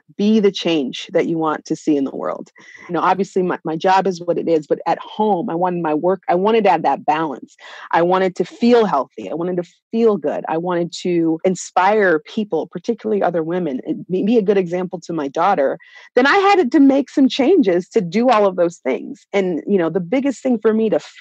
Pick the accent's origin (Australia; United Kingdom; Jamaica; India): Jamaica; Kingston; now in Denver, United States; growing up in Jamaica